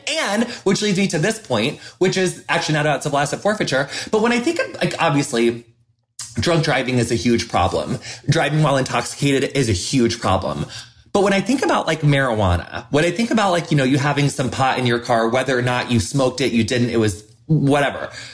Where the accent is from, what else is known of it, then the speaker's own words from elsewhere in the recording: the middle of America, Midwest, United States; as a white person growing up in the middle of America